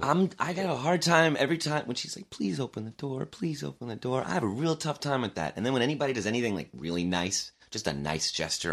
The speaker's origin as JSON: {"language": "English", "area": "Long Island", "region": "New York", "country": "United States", "said": "I was from Long Island."}